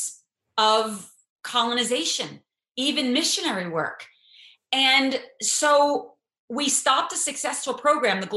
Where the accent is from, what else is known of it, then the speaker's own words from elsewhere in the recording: United States; as an American Jew